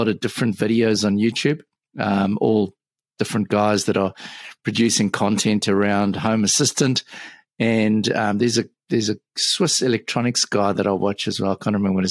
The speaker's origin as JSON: {"language": "English", "town": "Johannesburg", "region": "Gauteng", "country": "South Africa", "moved": "yes", "lives_now": "Auckland, New Zealand", "said": "So I'm currently living in Auckland, New Zealand, but I'm originally from Johannesburg in South Africa"}